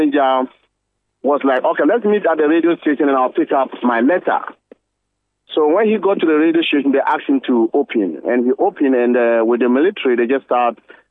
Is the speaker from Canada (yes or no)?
no; Ghana; as a Ghanaian and a peace-loving Ghanaian